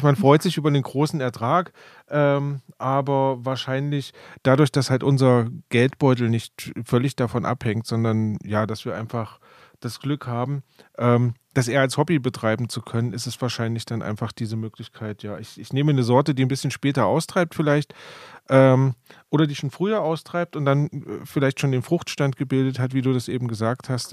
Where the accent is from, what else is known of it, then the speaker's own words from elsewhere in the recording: Rhön, Germany; bei uns in der Rhön einfach mal die klimatischen Bedingungen doch sehr schlecht sind